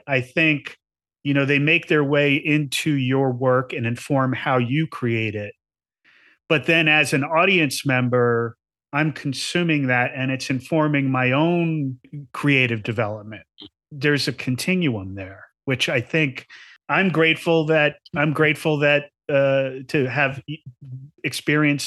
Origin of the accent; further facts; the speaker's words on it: New Jersey, United States; I grew up in New Jersey in the suburbs.